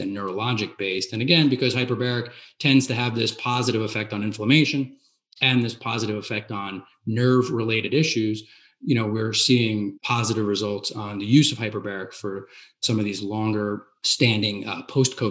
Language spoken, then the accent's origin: English; New Jersey, United States; I'm from New Jersey